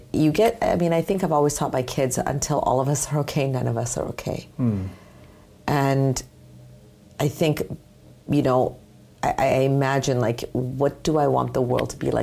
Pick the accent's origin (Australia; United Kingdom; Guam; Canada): Canada; also born or lived in United States; I was raised here in Canada, in the U.S.